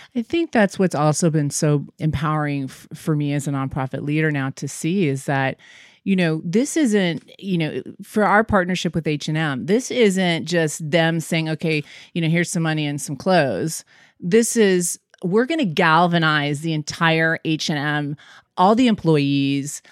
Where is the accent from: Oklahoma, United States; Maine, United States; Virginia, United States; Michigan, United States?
Michigan, United States; moved away; also born or lived in New York; I'm a hometown girl. I grew up in Michigan